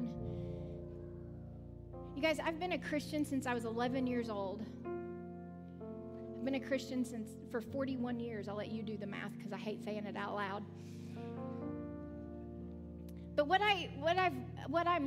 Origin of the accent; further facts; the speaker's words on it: the South, United States; I'm from the South. We do things really slow